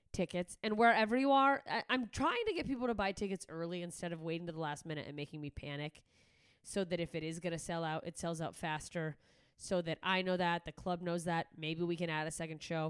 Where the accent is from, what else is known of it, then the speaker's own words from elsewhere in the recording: Alaska, United States; moved away; my home state of Alaska